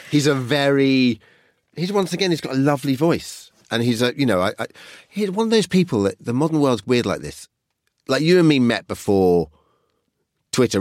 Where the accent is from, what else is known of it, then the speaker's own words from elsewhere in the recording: United Kingdom; I grew up just outside London